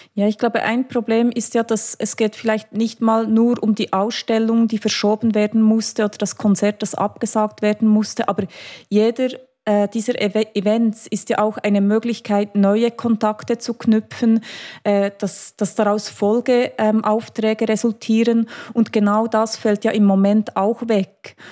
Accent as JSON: {"language": "German", "country": "Switzerland", "said": "bei uns in der Schweiz"}